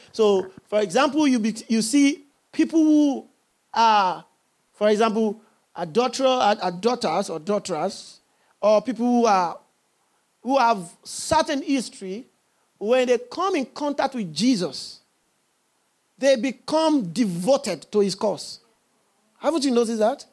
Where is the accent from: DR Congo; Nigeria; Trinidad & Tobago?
Nigeria; I'm a Nigerian